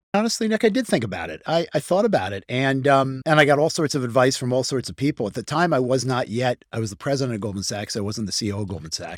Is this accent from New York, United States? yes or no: yes; Hartsdale, New York, United States; I grew up outside of New York City. I okay. grew up in, in, in, in, a town called Hartsdale, New York, outside sure. of New York City.